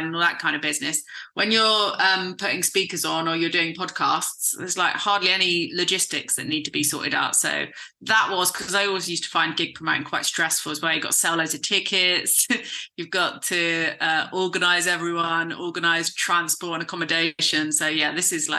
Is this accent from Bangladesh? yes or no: no; south coast of England, United Kingdom; I've been hosting a lecture club in my hometown. I live on the south coast of England, and I live in a really small town